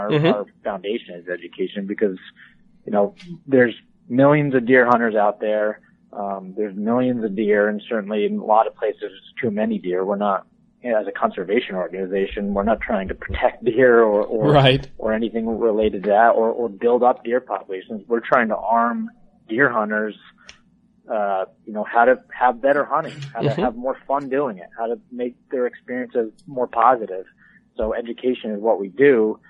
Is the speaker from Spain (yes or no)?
no; Northeast, United States; So I grew up in the Northeast, and I live and work out of my home in New York State, and grew up, like many QDMA employees, as a deer hunter.